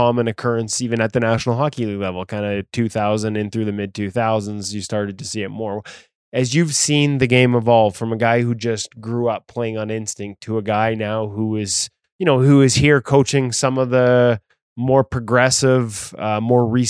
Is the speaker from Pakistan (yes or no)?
no; Vancouver, British Columbia, Canada; This year it's in Vancouver, my hometown.